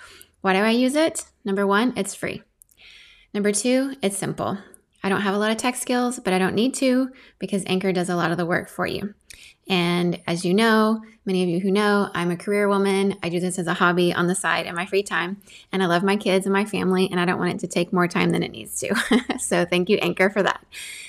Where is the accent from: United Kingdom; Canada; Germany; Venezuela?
Venezuela; also born or lived in Indonesia / Singapore; I grew up in Venezuela to parents who left the US to go make a difference in the world and raised me to do so too.